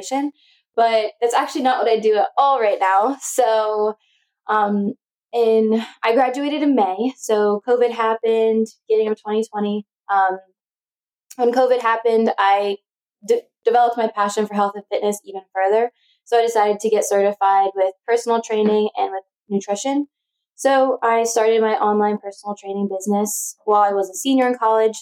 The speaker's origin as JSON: {"language": "English", "region": "Pennsylvania", "country": "United States", "tie": "born or raised there", "said": "I was born in Pennsylvania."}